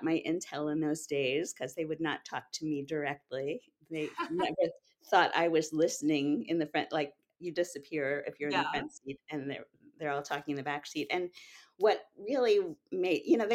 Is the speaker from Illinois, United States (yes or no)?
no; Cincinnati, Ohio, United States; now in Rockville, Maryland, United States; I grew up in Cincinnati, and Chicago was the big city we went to.